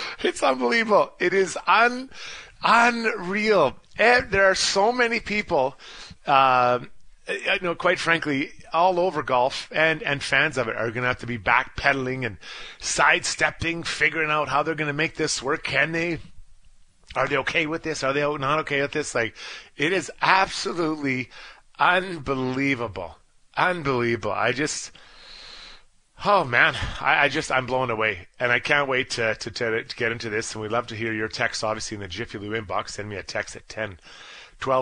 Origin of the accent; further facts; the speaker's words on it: Dundas, Ontario, Canada; from Dundas, Ontario, my hometown